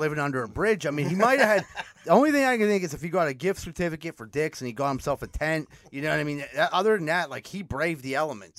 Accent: Pittsburgh, Pennsylvania, United States; We're from Pittsburgh.

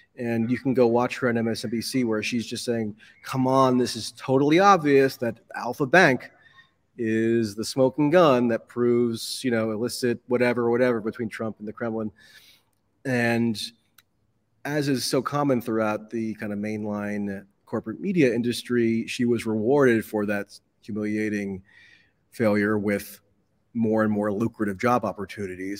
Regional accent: United States; as an American

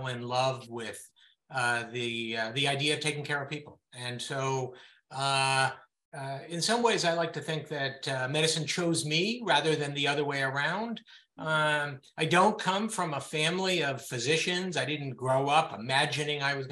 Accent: Berkeley, California, United States; moved away as an adult; also born or lived in Israel; I grew up in Berkeley, California, the son of academics

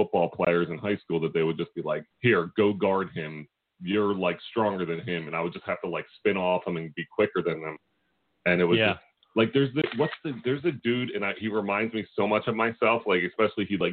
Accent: Philadelphia, Pennsylvania, United States; you get a different rep when you're from Philly

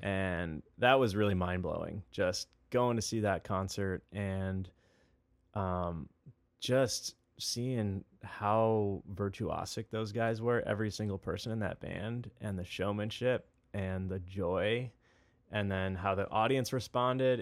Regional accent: Webster Groves, Missouri, United States; also born or lived in Chicago, Illinois; we moved to Saint Louis, Missouri. and that's where I grew up

